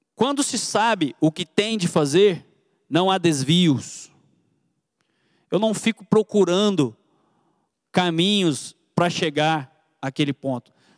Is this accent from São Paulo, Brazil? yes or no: no; Goiânia, Goiás, Brazil; accent: goiano; moved away as an adult; now in Piracicaba, Brazil; Você está vendo esse sotaque de goiano aqui? Eu vim lá de Goiânia, já tem dois anos e pouquinho que eu estou aqui em Piracicaba